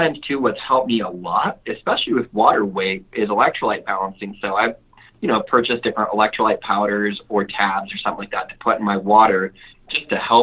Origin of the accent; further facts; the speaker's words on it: Mexico; moved away; I grew up really poor in Mexico